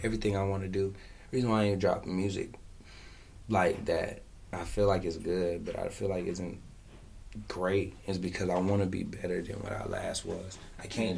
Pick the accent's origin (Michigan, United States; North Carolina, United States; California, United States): North Carolina, United States; Fayetteville; I'm from Westside Fayetteville, North Carolina.